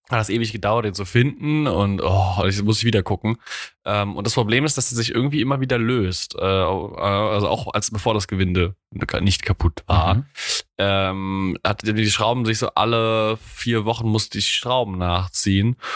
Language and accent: German; Mainz, Rhineland-Palatinate, Germany; accent: Mainzerisch; Ich spabbel hier Mainzerisch, da versteht mich auch keiner.